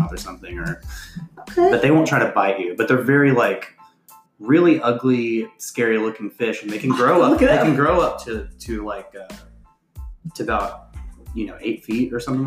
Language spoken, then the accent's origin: English; United States; I grew up on the Red River Certified River Rat